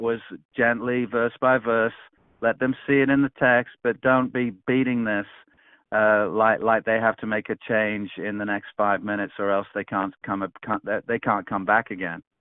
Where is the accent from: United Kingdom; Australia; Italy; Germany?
United Kingdom; England; now in Peoria, United States; I'm originally from England and live now in the United States